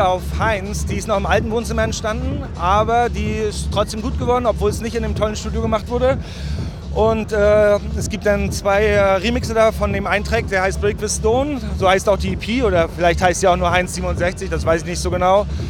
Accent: Rostock, Mecklenburg-Vorpommern, Germany; ich komme aus Mecklenburg-Vorpommern, Rostock. Aber Rostock ist jetzt, würde ich sagen, kein Country, sondern ist so eine kleine Großstadt. 200.000 Einwohner, sehr schön. Ich wohne da immer noch seit 38 Jahren.

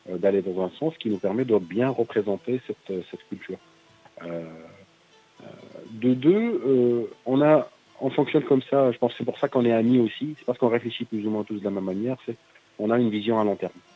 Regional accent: Algeria; En tant qu'Algérien, par exemple, Nord-Africain, Algérien, on explique à travers certains personnages qui nous sommes

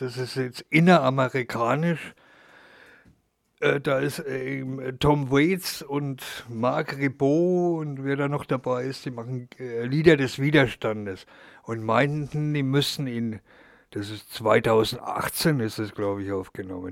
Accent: Germany; Und ich als Deutscher

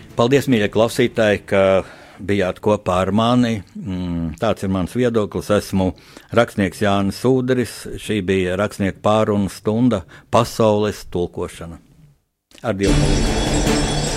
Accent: Latvia

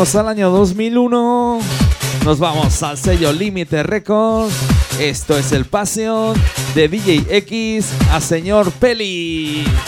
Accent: Gelsa, Aragon, Spain; mi pueblo, en Gelsa

